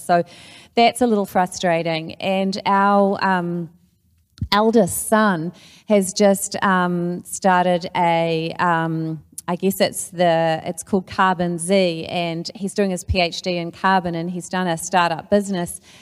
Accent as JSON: {"language": "English", "country": "New Zealand", "said": "as a New Zealander"}